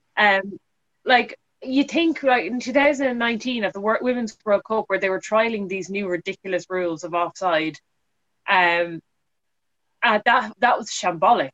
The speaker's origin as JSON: {"language": "English", "country": "Ireland", "said": "as an Irish person"}